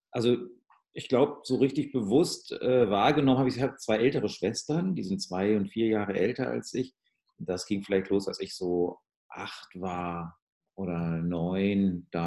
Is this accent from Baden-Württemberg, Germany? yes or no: no; North Rhine-Westphalia, Germany; ich komme aus dem Ruhrgebiet, viel englisches Radio gehört, äh, von den British Forces, BFBS hieß es damals.